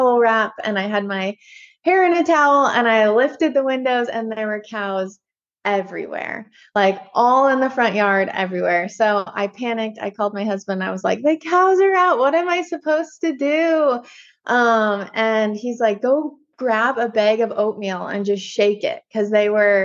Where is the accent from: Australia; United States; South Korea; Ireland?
United States; Washington; also born or lived in California; I was born and raised in Washington and then went to California for college